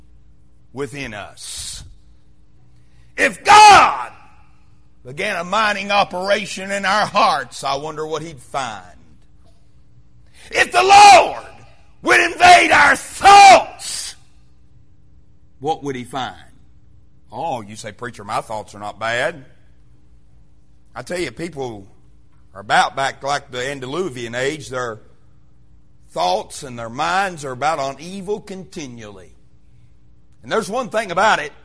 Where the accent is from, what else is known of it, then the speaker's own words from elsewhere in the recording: Wise, Virginia, United States; moved away as an adult; now in Kingsport, United States; Being from the mountains of southwestern Virginia, where I was raised in Wise, Virginia